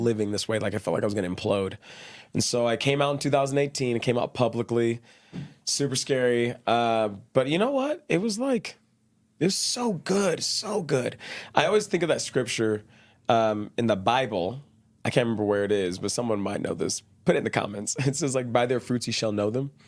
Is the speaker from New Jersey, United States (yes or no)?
no; Dallas, Texas, United States; moved away as an adult; also born or lived in Brazil; now in Utah, United States; I grew up really shy in Texas, Dallas, Texas